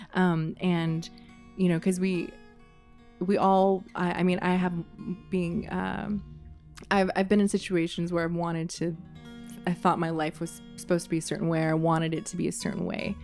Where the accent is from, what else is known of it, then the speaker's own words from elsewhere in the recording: Oakland, California, United States; I was born in Oakland. I've lived in Oakland and some other places in the Bay